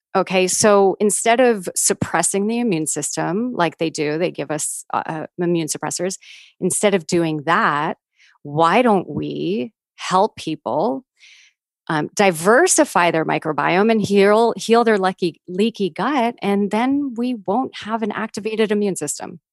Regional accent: New York, United States; growing up as a New Yorker

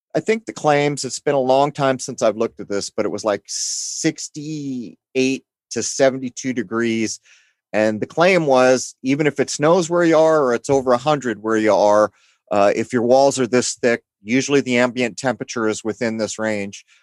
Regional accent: San Diego, California, United States; I grew up in San Diego, which is heavily, heavily Mexican influenced

